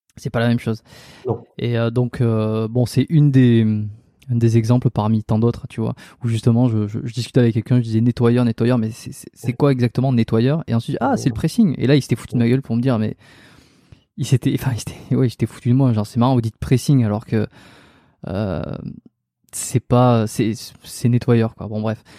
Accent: France; moved away as an adult; now in Montreal, Canada; je suis un Français qui est expatrié à Montréal

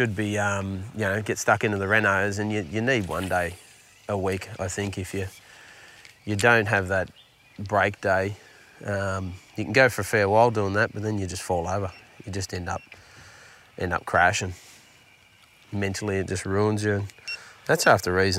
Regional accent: Yamba, New South Wales, Australia; I grew up in Yamba, down Crystal Waters

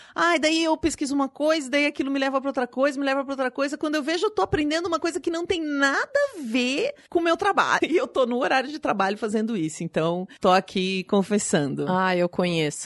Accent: Paraná, Brazil; eu sou do Paraná

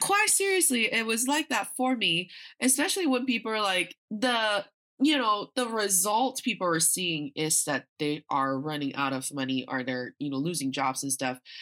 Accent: Northeast China, China; also born or lived in United States; now in Beijing, China; growing up in China

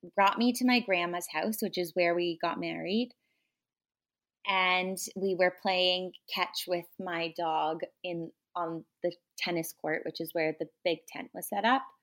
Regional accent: Toronto, Ontario, Canada; also born or lived in New York; I grew up in Toronto

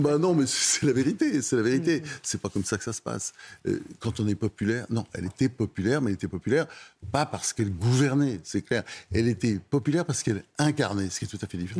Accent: Normandy, France; j'ai, vécu mon enfance en Normandie.

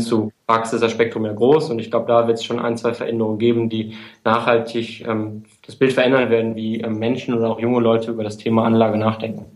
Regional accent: Münster, North Rhine-Westphalia, Germany; moved away as an adult; also born or lived in Hamburg; now in Munich, Germany; komme halt aus dem Westfalen, aus Münster

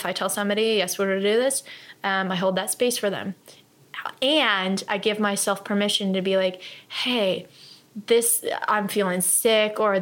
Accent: Cape Girardeau, Missouri, United States; moved away; I'm from the Midwest. I'm from just outside of St. Louis, Cape Girardeau

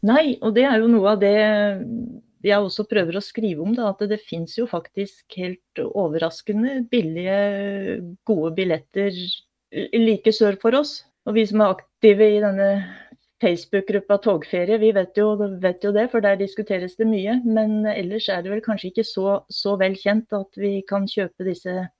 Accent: Oppland, Innlandet, Norway; Jeg har vokst opp i Oppland fylke, altså Gjøvik er hverdagsbyen

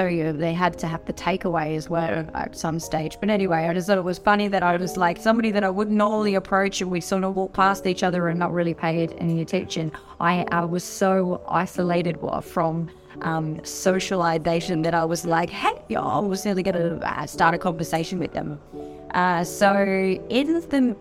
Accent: Brisbane, Queensland, Australia; moved away; I always wanted to get back home. I was born in Brisbane

